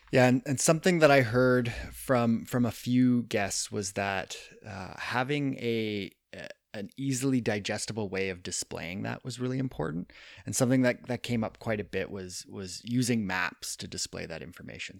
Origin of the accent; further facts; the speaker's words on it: Kitchener, Ontario, Canada; moved away; I grew up out east and and with my local trails in my hometown, the the cut out in Kitchener, Ontario.